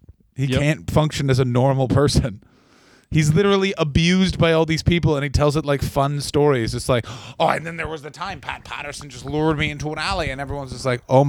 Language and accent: English; Canada; moved away; I'm a Canadian person.